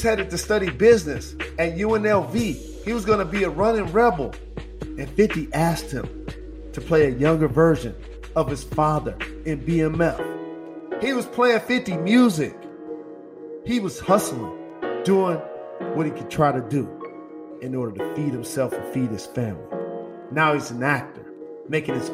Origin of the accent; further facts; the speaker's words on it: Detroit, Michigan, United States; I'm from the Motor City